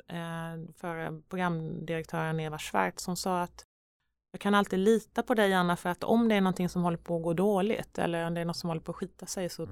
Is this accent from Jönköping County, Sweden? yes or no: yes; Vetlanda, Jönköping County, Sweden; moved away; Vetlanda-posten och mm. där jag är uppvuxen